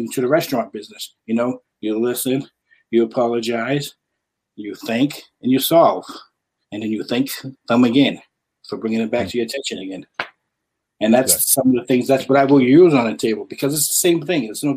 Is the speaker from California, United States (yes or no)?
no; New Bedford, Massachusetts, United States; I was born and raised here in New Bedford